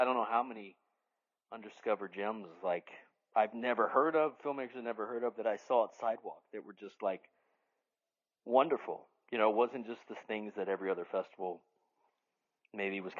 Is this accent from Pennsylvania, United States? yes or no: no; Dallas, Texas, United States; my hometown of Dallas